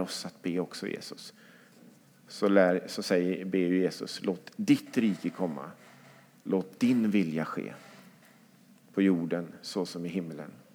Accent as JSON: {"language": "Swedish", "town": "Lidköping", "region": "Västra Götaland", "country": "Sweden", "tie": "born or raised there", "moved": "yes", "lives_now": "Skövde, Sweden", "said": "i Lidköping, där jag växte upp"}